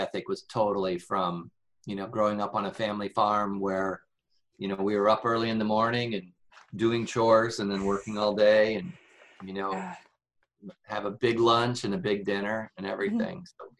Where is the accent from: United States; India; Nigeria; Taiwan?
United States; Seton, Illinois; So Northwest Illinois near the Mississippi River. A little town called, we didn't live in a town. So a little town called Seton. We were 3 miles outside of that town.